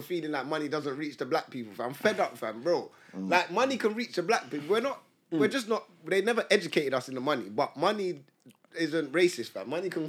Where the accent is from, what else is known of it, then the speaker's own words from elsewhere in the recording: England, United Kingdom; No, man, we're from England.